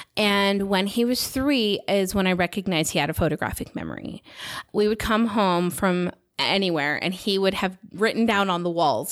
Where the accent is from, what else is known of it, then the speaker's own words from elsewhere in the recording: United States; moved away as an adult; now in Salt Lake City, United States; I'm from the Nevada, California border